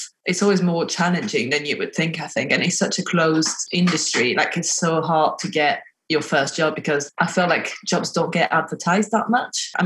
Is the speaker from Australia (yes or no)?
no; France; moved away as an adult; now in United Kingdom; I'm from France